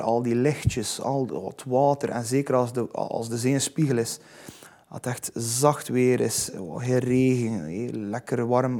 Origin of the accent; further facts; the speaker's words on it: Zeebrugge, Flanders, Belgium; ik ben zot van Zeebrugge. Ik adem Zeebrugge.